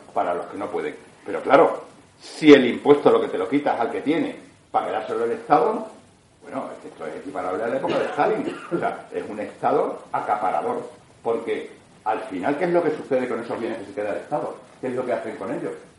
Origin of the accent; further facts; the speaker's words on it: Extremadura, Spain; los extremeños somos los em, españoles con la mayor presión fiscal que hay en España